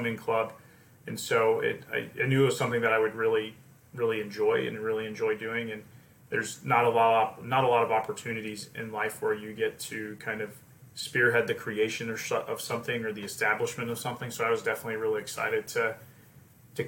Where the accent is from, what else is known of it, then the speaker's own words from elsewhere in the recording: Lynchburg, Virginia, United States; where I grew up in Lynchburg, Virginia